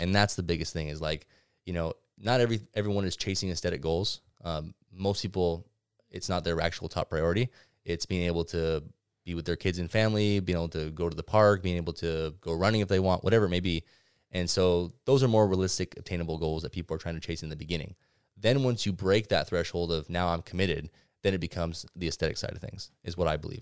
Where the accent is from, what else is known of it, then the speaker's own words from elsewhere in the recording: Ventura, California, United States; Being born and raised in Ventura